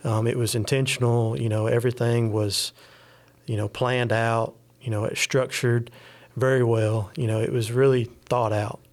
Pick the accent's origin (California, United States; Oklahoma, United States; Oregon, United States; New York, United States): California, United States; I was born in California, so my grandparents were big fans of John MacArthur.